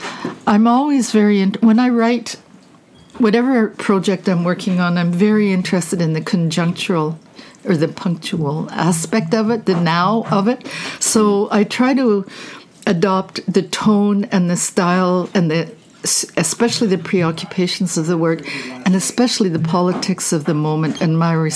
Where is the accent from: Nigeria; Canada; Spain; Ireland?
Canada; moved away as an adult; also born or lived in New York; I'm a Canadian